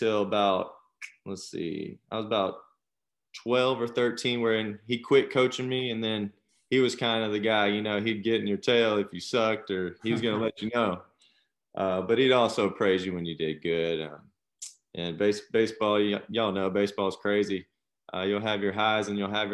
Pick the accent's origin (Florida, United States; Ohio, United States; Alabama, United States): Florida, United States; Panama City; I'm from Panama City, Florida. Grew up there, started playing T-ball